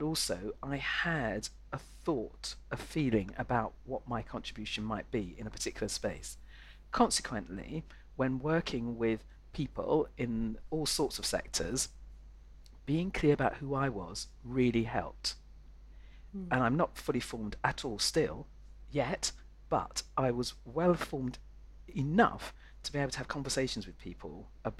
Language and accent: English; London, United Kingdom; I was born in London, and North London